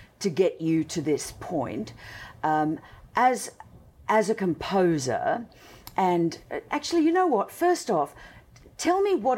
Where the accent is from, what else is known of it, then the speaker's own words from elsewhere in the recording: Australia; accent: Aussie; now in United States; They say I sound more Aussie now that I'm here than I've ever sounded before. But to Americans, I sound like a Brit. And my mother was English, and I suppose I've always, you know, sounded a little bit, just a little bit different as an Aussie.